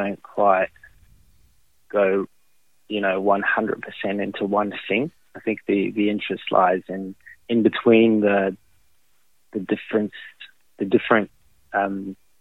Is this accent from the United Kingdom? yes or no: no; France; moved away as an adult; now in Australia; I'm French Australian, I suppose you could call it. Moved to Australia